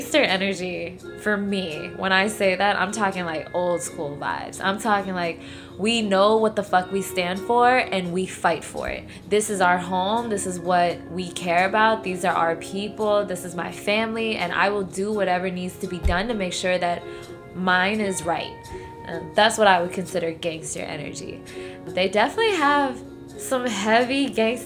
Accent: New Orleans, Louisiana, United States; my hometown, New Orleans

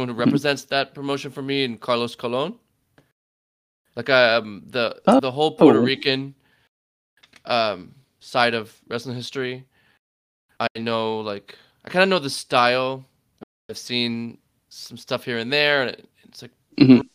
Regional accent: Cayman Islands; I grew up in the Cayman Islands.

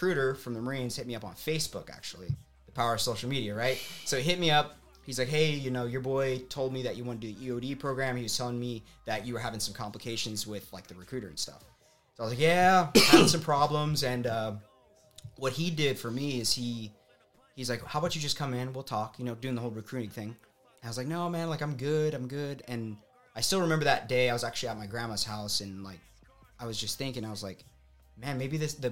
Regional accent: Tucson, Arizona, United States; Born and raised in Tucson, Arizona

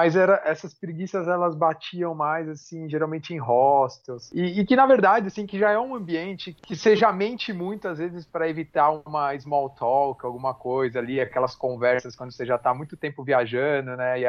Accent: Brazil; Tomara que esses caras não saibam que eu sou brasileiro.

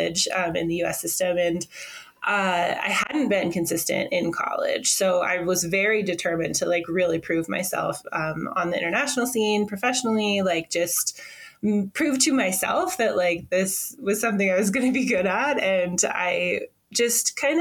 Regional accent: Washington, United States; I am American, first of all, from the United States of America. I grew up in Washington State, which is like the northwest corner of the country.

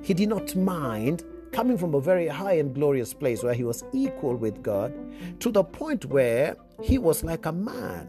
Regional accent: Kenya; if you come from my home country or East African region

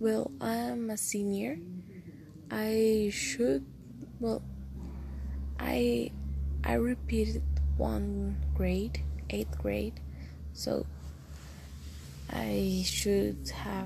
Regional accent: Costa Rica; English is a second language; I'm from Costa Rica. I'm 17 years old. I speak English, not like a pro, but I can do it

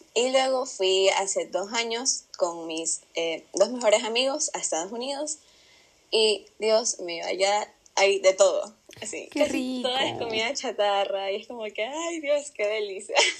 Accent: Pasaje, El Oro, Ecuador; yo soy de Pasaje del Oro

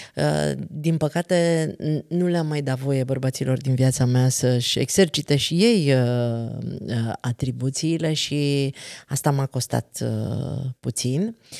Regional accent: Transylvania, Romania; noi suntem ardeleni

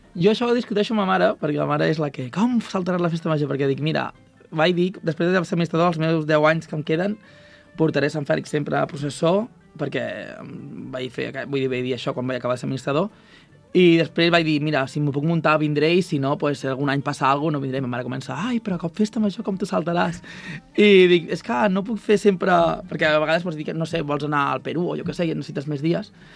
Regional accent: Vilafranca del Penedès, Catalonia, Spain; now in Madrid, Spain; jo soc vilafranquí

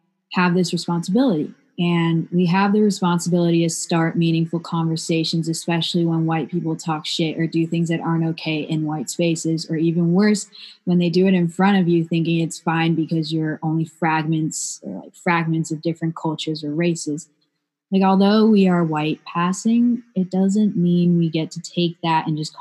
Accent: Taiwan; now in Berkeley, United States; I grew up in Taiwan with my Taiwanese family

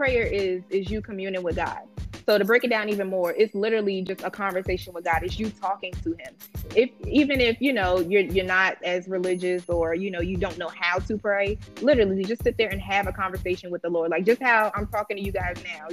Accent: New York, United States; I grew up in New York

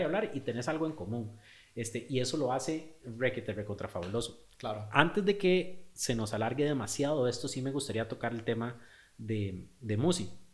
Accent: Costa Rica; also born or lived in Australia; qué tan ticos éramos

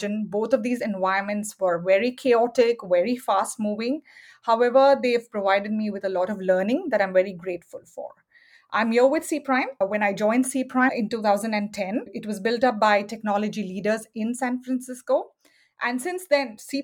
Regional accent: Mumbai, Maharashtra, India; moved away as an adult; also born or lived in Silicon Valley; now in United States; I was born and raised in Bombay, which is now called Mumbai, India, and moved to the United States for my MBA many, many years ago.

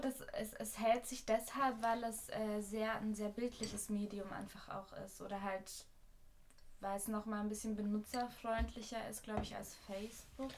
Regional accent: Austria; now in Berlin, Germany; als Österreicherin in Deutschland

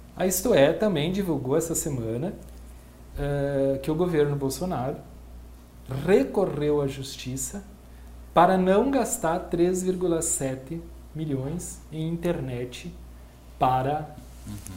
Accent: Brazil; enquanto brasileiros

